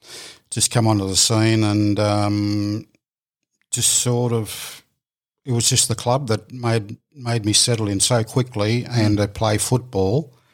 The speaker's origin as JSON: {"language": "English", "area": "Tweed", "region": "New South Wales", "country": "Australia", "also_born_or_lived": "Canberra", "moved": "as an adult", "said": "I'm up at Tweed."}